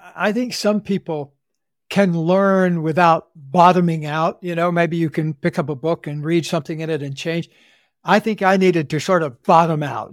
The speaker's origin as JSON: {"language": "English", "region": "Central Florida", "country": "United States", "tie": "born or raised there", "said": "I grew up in the Deep South in Central Florida"}